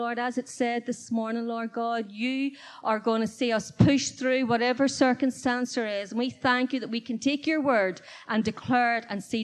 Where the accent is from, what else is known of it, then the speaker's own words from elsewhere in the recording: Belfast, Northern Ireland, United Kingdom; back in my hometown where I did live, in Belfast